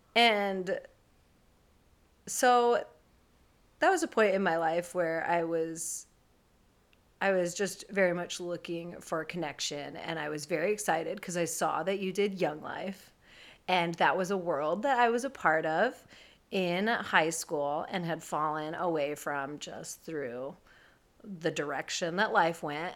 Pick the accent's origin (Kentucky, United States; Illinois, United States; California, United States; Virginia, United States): California, United States; San Francisco Bay Area; I am from the Bay Area, born and raised here